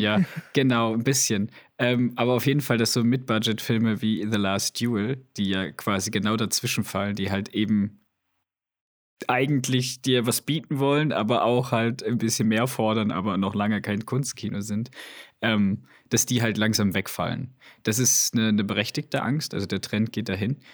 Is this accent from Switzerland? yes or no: yes; Switzerland; bei uns in der Schweiz